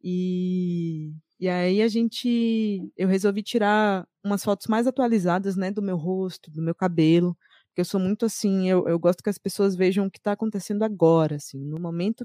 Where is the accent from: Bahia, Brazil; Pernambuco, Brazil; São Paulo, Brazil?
Bahia, Brazil; Salvador; sou de Salvador, Bahia